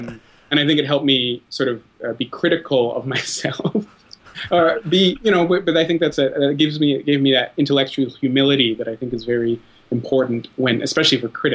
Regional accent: Ottawa, Ontario, Canada; I grew up in Ottawa

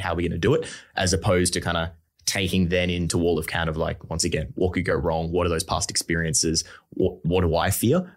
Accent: Brisbane, Queensland, Australia; I'm from Brisbane, um, I'm born and bred Australian, so, like, I've grown up here

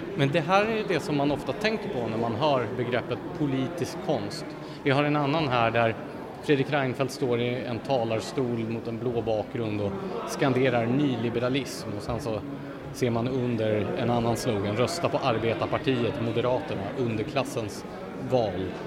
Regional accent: Gävle, Gävleborg County, Sweden; i Gävle då, där jag, där jag växte upp

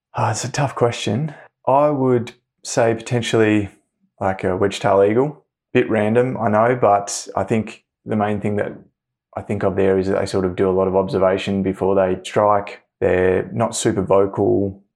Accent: Hobart, Tasmania, Australia; I grew up in Hobart, Tasmania

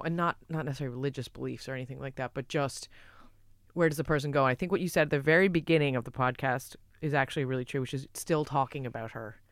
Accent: United States; I'm American as well

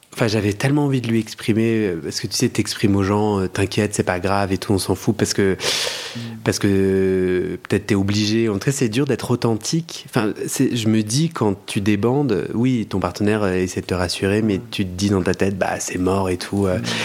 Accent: Paris, Île-de-France, France; je suis parisien.

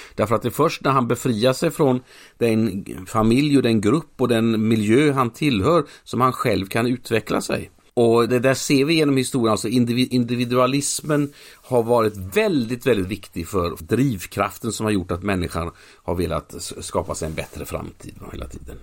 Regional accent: Mölnlycke, Västra Götaland, Sweden; Mölnlycke där jag är uppvuxen

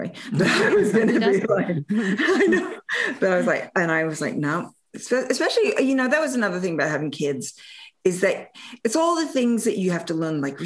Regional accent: Australia; moved away; growing up in Australia

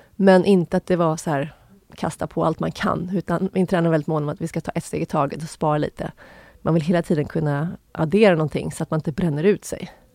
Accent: Sundbyberg, Stockholm County, Sweden; jag är uppvuxen i Sundbyberg, en förort Stockholm

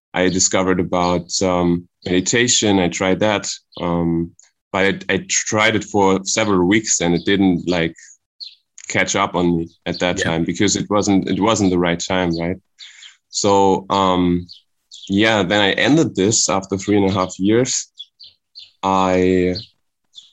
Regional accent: Germany near Frankfurt, Hesse, Germany; I'm from Germany near Frankfurt.

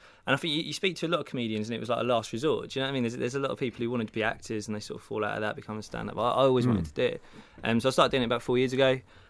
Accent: Stevenage, East of England, United Kingdom; moved away as an adult; now in London, United Kingdom; I grew up around Stevenage, just outside London.

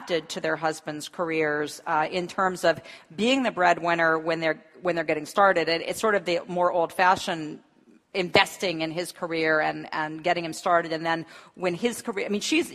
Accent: the American South, United States; I'm from the American South

